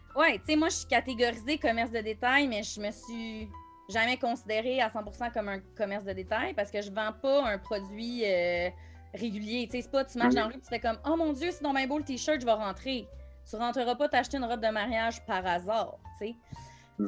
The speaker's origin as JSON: {"language": "French", "town": "Montreal", "region": "Quebec", "country": "Canada", "tie": "born or raised there", "moved": "as an adult", "said": "j'ai passé ma vie à Montréal, je viens de Montréal"}